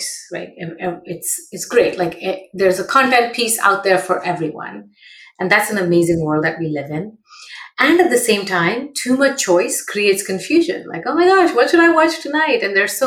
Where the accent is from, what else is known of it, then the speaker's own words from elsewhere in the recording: Mumbai, Maharashtra, India; moved away as an adult; now in Bay Area, United States; I grew up in Mumbai